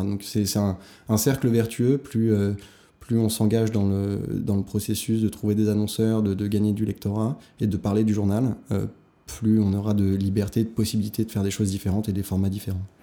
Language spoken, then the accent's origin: French; Hauts-de-Seine, Île-de-France, France; J'ai grandi donc dans le 92, j'ai fait mon lycée, collège, lycée, tout primaire